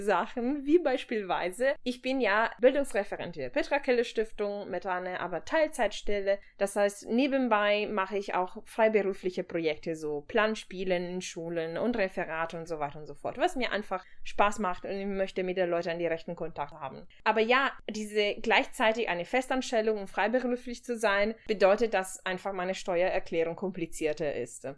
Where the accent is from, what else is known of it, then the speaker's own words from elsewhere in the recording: Italy; now in Germany; meine Identität als Italienerin